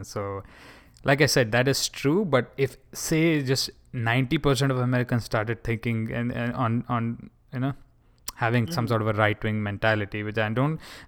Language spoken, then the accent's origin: English; India; moved away; my home country